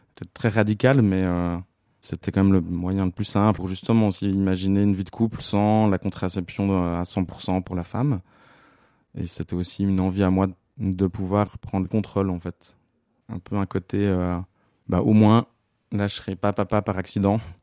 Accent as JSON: {"language": "French", "town": "La Chaux-de-Fonds", "region": "Neuchâtel", "country": "Switzerland", "said": "j'ai 36 ans et je viens de La Chaux-de-Fonds."}